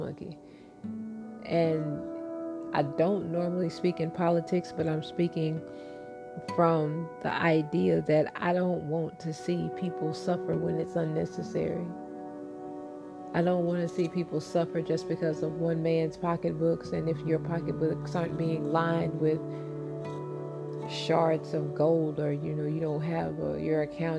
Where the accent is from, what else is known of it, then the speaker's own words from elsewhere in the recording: United States; as American citizens